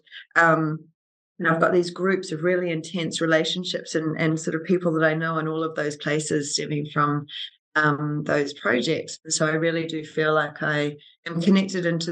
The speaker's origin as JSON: {"language": "English", "country": "New Zealand", "also_born_or_lived": "Auckland / Australia / London / New York", "moved": "as an adult", "said": "I am a New Zealander, so I studied architecture in Auckland"}